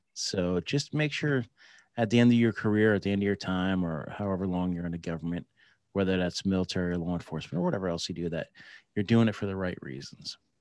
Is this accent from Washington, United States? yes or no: no; New Jersey, United States; moved away as an adult; also born or lived in San Diego; I grew up in New Jersey